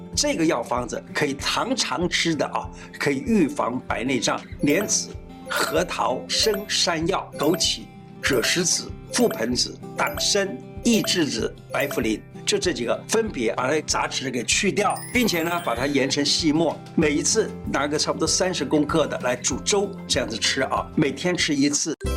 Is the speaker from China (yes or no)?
no; Taiwan; 我们台湾人呢大概有三十万人患有青光眼